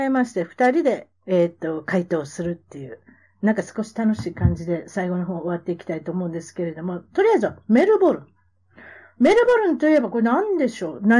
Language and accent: Japanese; Kansai, Japan; accent: Kansai; moved away; 私は関西弁、 え、標準語、え、英語、ね、これができるっていうことで。